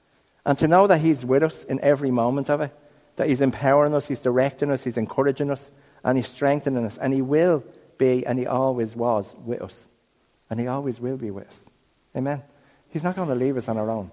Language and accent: English; Dublin, Leinster, Ireland; We're from Ireland. I'm from Crumlin.